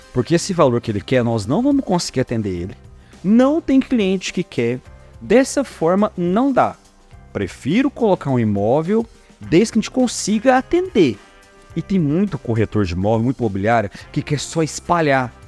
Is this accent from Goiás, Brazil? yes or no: yes; Goiás, Brazil; nós somos goiano